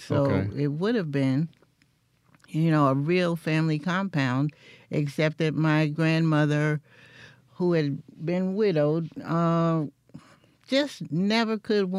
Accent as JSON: {"language": "English", "town": "New York City", "region": "New York", "country": "United States", "tie": "born or raised there", "also_born_or_lived": "Meridian, Mississippi", "moved": "as an adult", "lives_now": "Mississippi, United States", "said": "Actually, I was born right in Manhattan in New York City. And I've lived in all the boroughs except Staten Island. But my mother was from Meridian."}